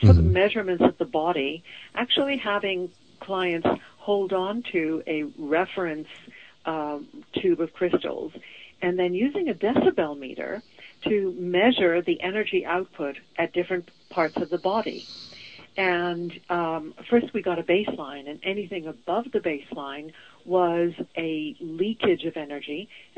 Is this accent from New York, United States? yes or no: no; Boston, Massachusetts, United States; also born or lived in Venezuela / Israel / London, United Kingdom; now in Portland, United States; Well, okay. I was born in Venezuela, raised in Boston, moved abroad to Israel, and then moved to London, and then moved to Portland. I call myself a citizen of the world